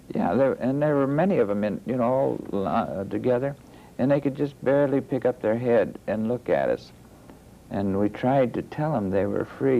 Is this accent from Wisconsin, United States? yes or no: no; Youngstown, Ohio, United States; born or raised there